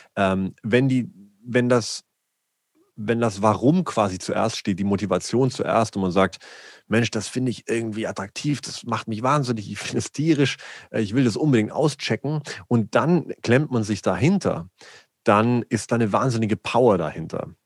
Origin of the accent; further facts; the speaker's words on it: a small village near Augsburg, Bavaria, Germany; ich bin in Bayern geboren, äh, in einem kleinen Dörflein äh, in der Nähe von Augsburg